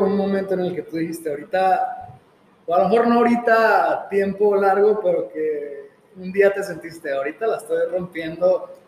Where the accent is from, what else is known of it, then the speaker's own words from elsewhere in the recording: Jalisco, Mexico; Nosotros somos de Jalisco